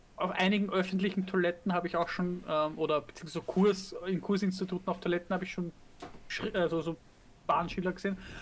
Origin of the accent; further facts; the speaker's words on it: Austria; bei uns in Österreich